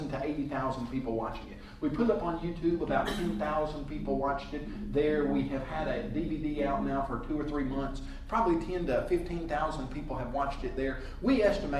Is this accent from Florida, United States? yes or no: no; Columbia, Tennessee, United States; growing up in Columbia, Tennessee, with Jerry Elder and the youth groups there